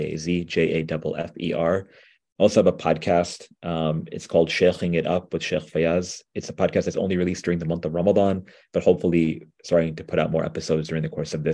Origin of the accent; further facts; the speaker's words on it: New York, United States; I'm from New York, like folks may have figured out. And so we have, you know, really, really good food here